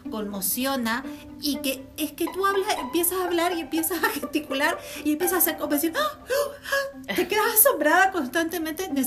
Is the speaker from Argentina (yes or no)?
yes; Argentina; born there; moved away; also born or lived in Canary Islands; Y te digo que siendo argentina